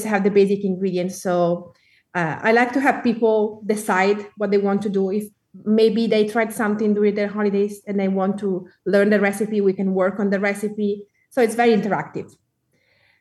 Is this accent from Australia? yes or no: no; Tuscany, Italy; accent: Italian; English is a second language; with my Italian accent.